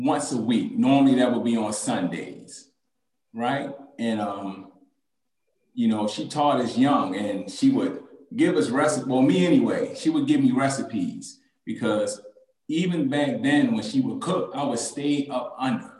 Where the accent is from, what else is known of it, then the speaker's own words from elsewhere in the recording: Baltimore, Maryland, United States; I grew up in West Baltimore